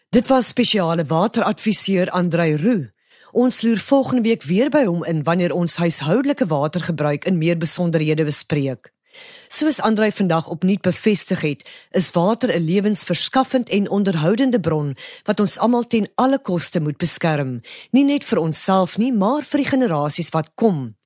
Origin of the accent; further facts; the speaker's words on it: South Africa; Ons as Suid-Afrikaners